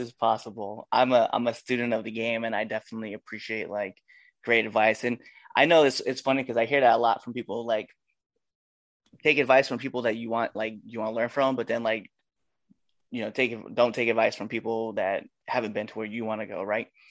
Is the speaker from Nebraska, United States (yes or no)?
yes; Nebraska, United States; I'm from Nebraska